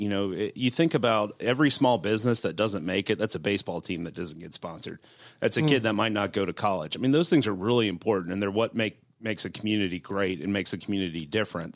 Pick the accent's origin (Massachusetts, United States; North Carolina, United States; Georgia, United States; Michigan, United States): Georgia, United States; Duluth; also born or lived in North Fulton / Holly Springs, Georgia; I grew up in Duluth